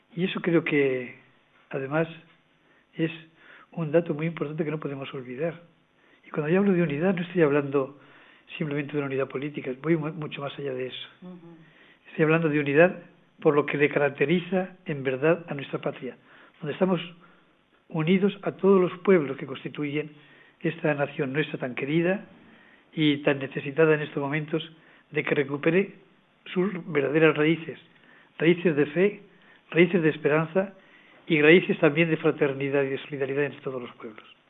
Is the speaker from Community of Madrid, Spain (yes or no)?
no; Valencian Community, Spain; moved away; Nací en ella y he vuelto a ella.